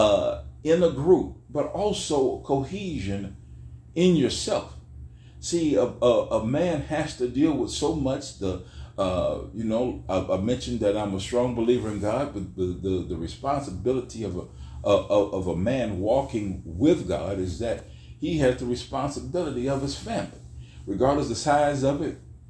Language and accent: English; Weirton, West Virginia, United States; I'm from Weirton, West Virginia